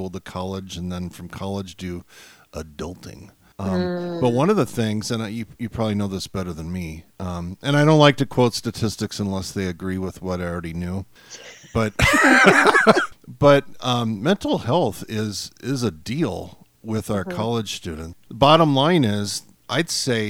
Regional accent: Nebraska, United States; moved away; I grew up in Nebraska

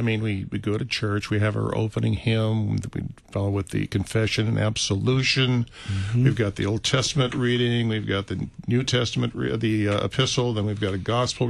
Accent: United States

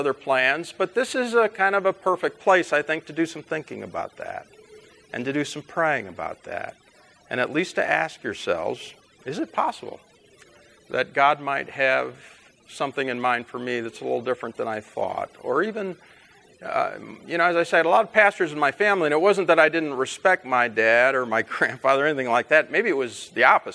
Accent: Chicago, Illinois, United States; also born or lived in Fort Wayne, Indiana / St. Louis, Missouri; we eventually moved to the Chicago area, where I did most of my growing up

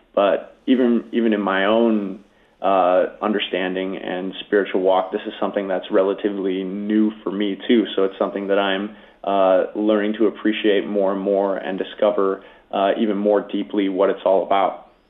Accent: Grafton, Wisconsin, United States; the Lutheran Church in my hometown of Grafton, Wisconsin

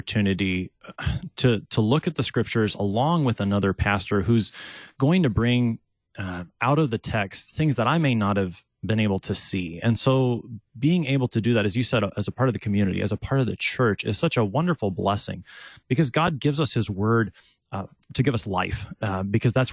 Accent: Texas, United States; also born or lived in St. Louis, Missouri; I'm from Texas. I grew up in a slightly different part.

